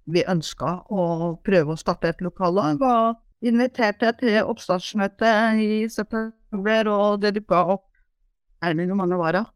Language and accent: Norwegian; Porsgrunn, Telemark, Norway; also born or lived in Trøndelag / Hitra; now in Gjerstad, Norway; født og oppvokst i Porsgrunn